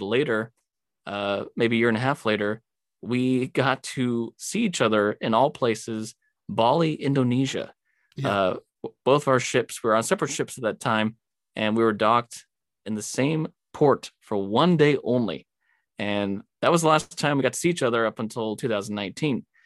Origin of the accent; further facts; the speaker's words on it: California, United States; moved away; growing up in California, I'm just kind of used to the desert